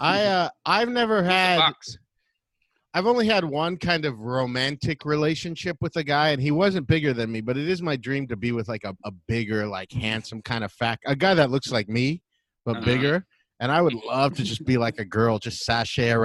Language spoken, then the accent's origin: English; Los Angeles, California, United States; I'm actually from California, which is a desert